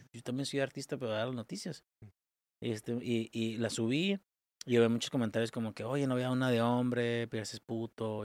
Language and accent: Spanish; Mexico; como mexicanos merecemos mucho más